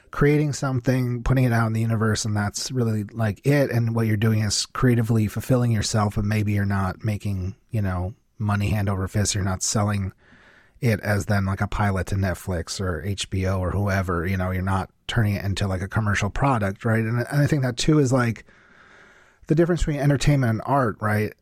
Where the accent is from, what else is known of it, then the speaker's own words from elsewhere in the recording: New Jersey, United States; also born or lived in New York; I grew up in New Jersey, and that's actually, I actually live in New Jersey now